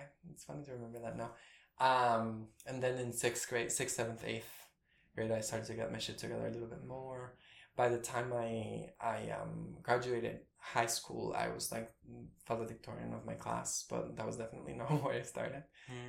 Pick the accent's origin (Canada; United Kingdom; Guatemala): Guatemala; I have a lot of siblings, but I grew up with two. I think I mean, my dad was in the army, and he served in the army during the war, the conflict.